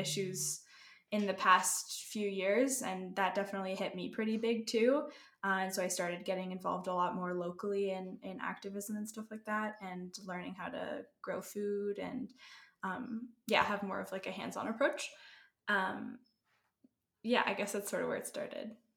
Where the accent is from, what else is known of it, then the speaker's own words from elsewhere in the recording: Canada; now in Colorado, United States; I'm originally from Canada.